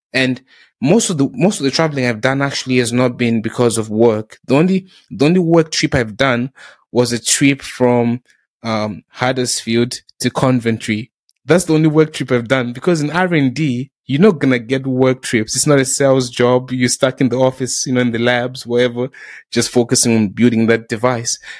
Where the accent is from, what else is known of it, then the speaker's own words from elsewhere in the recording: South Africa; also born or lived in Zimbabwe; now in United Kingdom; I started going to school in South Africa.